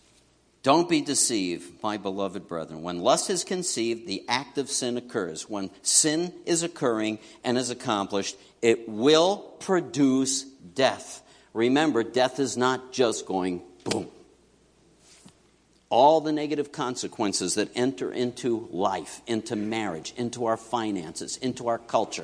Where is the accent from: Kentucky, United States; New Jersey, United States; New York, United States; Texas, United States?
New York, United States; New York City; moved away; I grew up in New York City.